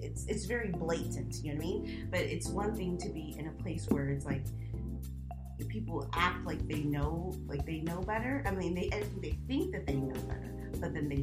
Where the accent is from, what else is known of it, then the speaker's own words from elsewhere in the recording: Southern California, United States; moved away as an adult; also born or lived in Kuwait; now in Shanghai, China; I was born and raised in Southern California.